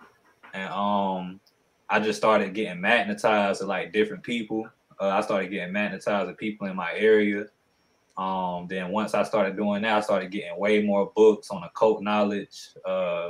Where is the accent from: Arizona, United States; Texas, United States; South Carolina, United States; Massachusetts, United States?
South Carolina, United States; Aiken; also born or lived in Augusta, Georgia; I'm from South Carolina. I was born in Augusta, Georgia, raised in South Carolina over here in Aiken in the 803.